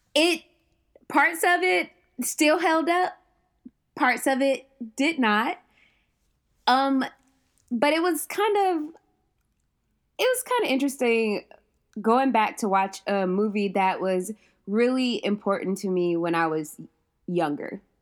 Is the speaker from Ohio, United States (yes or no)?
yes; Ohio, United States; moved away as an adult; also born or lived in Southwest Georgia; I'm from Ohio